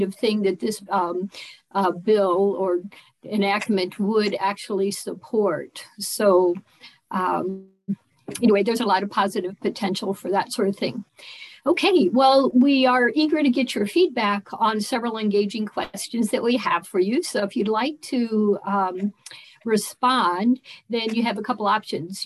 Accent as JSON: {"language": "English", "region": "Colorado", "country": "United States", "said": "I'm from Colorado"}